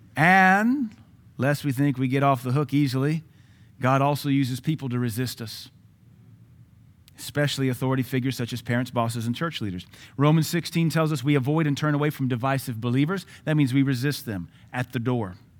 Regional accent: Baton Rouge, Louisiana, United States; when I grew up in Baton Rouge

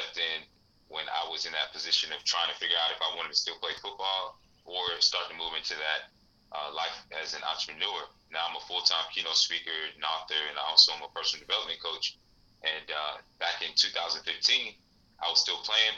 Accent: Snellville, Georgia, United States; Growing up in Snellville in Georgia and being the son of Liberian immigrants

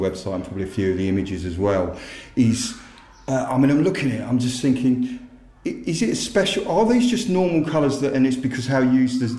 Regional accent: North Essex, East of England, United Kingdom; I come from North Essex, where Constable used to paint

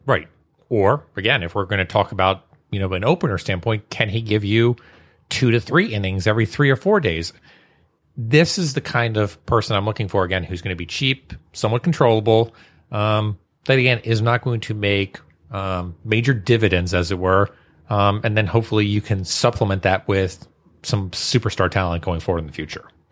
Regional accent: Maryland, United States; I'm from Maryland

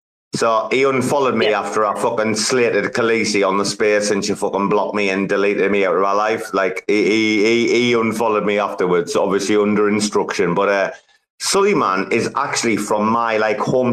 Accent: United Kingdom; accent: British; As a Brit

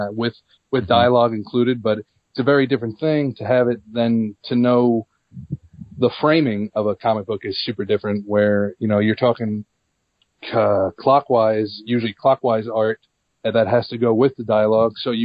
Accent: Long Island, New York, United States; I was born and raised on Long Island

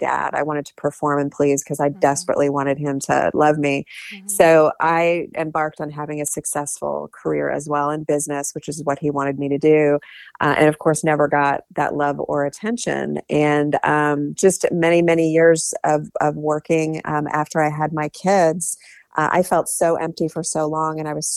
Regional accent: Ohio, United States; I grew up in Ohio

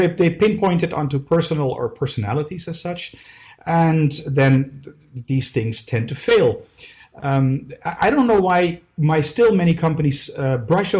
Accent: Amsterdam, North Holland, Netherlands; now in Brussels, Belgium; I was born in Amsterdam. I live in Brussels at this moment

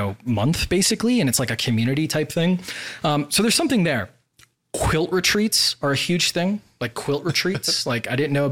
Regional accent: Wisconsin, United States; moved away as an adult; also born or lived in Washington, D.C. / Boston; now in Puerto Rico; I grew up in Wisconsin, and then after school, I moved to D.C.

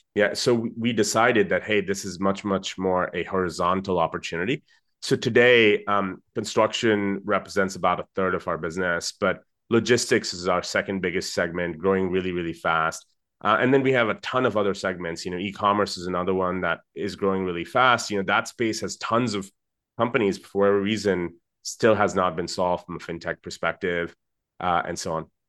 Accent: Dubai, United Arab Emirates; I, um, am Indian originally. I grew up in Dubai

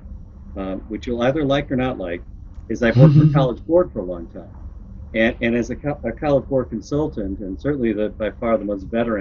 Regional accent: Chicago, Illinois, United States; moved away as an adult; also born or lived in Arizona / Seattle / West Coast / the South; I grew up in Chicago

